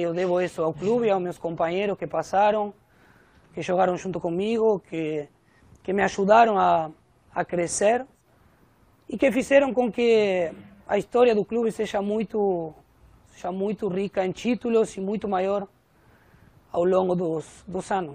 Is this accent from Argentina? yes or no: yes; Argentina; Portuguese is a second language; moved away as an adult; now in Brazil; o argentino, obviamente, por ter nascido na minha terra